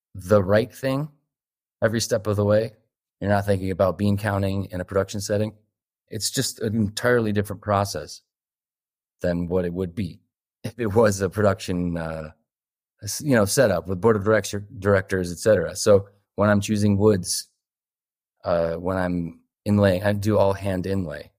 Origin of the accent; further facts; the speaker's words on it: Northeast, United States; I'm from the Northeast